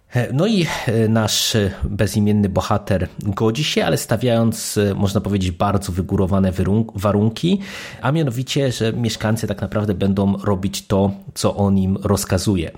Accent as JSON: {"language": "Polish", "country": "Poland", "tie": "born or raised there", "said": "jeżeli ktoś się wychowywał w Polsce za komuny, to pamięta, że to było e, jeden z podstawowych e, gatunków filmowych, które w polskiej telewizji były prezentowane i oczywiście wychowałem się na tych głównie klasycznych westernach"}